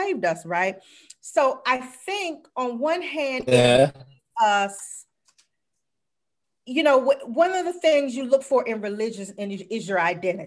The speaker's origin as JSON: {"language": "English", "region": "South Carolina", "country": "United States", "tie": "born or raised there", "also_born_or_lived": "Washington, District of Columbia, United States", "moved": "yes", "said": "I'm from South Carolina"}